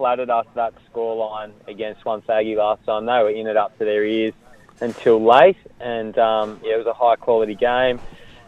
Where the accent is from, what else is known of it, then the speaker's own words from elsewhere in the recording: Tarwin Lower, Victoria, Australia; also born or lived in Port Melbourne; now in Inverloch, Australia; I'm originally from Tarwin Lower, and moved into Inverloch